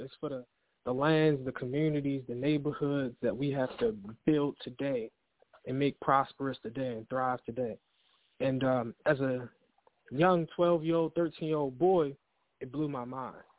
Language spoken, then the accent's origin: English; Baltimore, Maryland, United States; born and raised in Baltimore City, East Baltimore